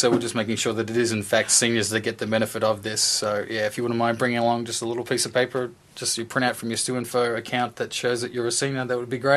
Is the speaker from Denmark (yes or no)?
no; Australia; born or raised there; moved away as an adult; now in Michigan, United States